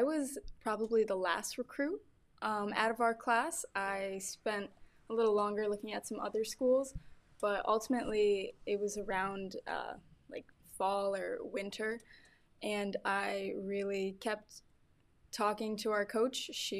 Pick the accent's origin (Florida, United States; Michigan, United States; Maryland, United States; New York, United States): New York, United States; upstate; I am actually from New York, upstate New York to be more specific. I've grown up in a really athletic family